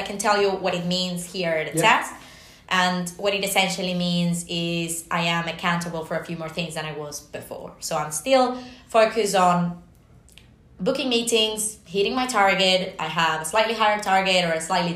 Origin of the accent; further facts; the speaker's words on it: Venezuela; moved away; my home country